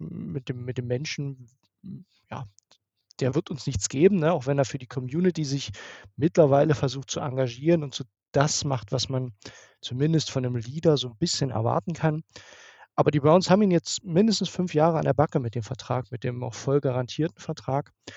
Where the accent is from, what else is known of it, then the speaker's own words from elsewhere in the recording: near Dresden, Saxony, Germany; ich komme aus der Nähe von Dresden